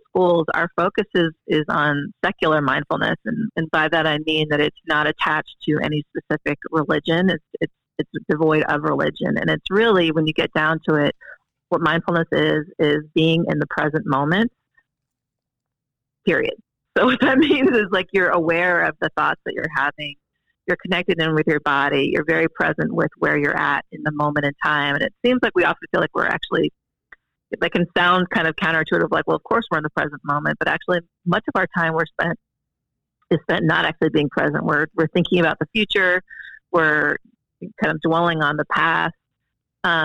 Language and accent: English; Berkeley, California, United States; I grew up in Berkeley, California